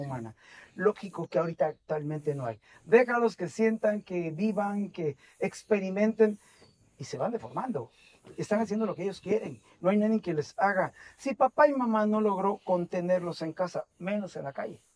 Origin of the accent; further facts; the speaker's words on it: Veracruz, Mexico; nací en el puerto de Veracruz en 1960